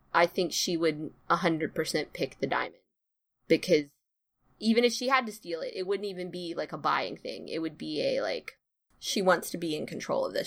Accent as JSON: {"language": "English", "region": "the South", "country": "United States", "said": "I am from the South"}